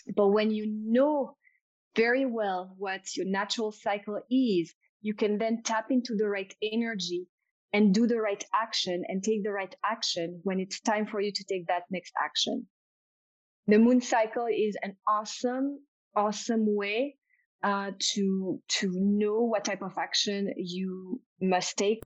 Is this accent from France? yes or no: yes; France; accent: French; English is a second language; my French accent